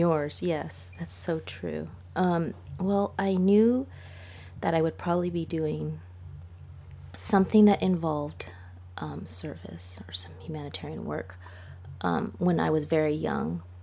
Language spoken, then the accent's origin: English; Los Angeles, California, United States; moved away as an adult; also born or lived in England; I'm from Los Angeles